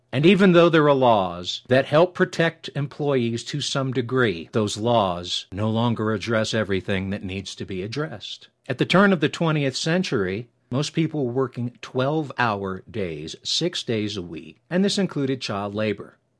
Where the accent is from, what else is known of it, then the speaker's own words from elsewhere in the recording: New York, United States; now in Colorado Springs, United States; I'm originally from New York